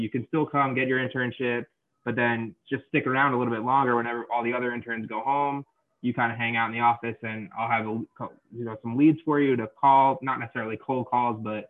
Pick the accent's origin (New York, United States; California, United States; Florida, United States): New York, United States; Long Island; moved away as an adult; I'm originally from Long Island, New York